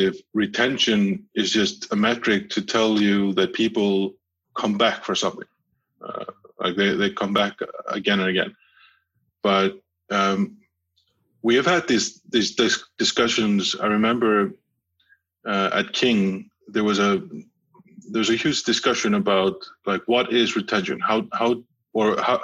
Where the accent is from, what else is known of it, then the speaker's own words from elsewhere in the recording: Iceland; since I'm from Iceland